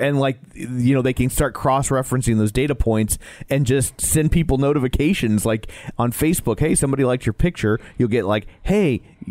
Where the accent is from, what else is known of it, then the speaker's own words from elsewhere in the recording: Midwest, United States; We're from the Midwest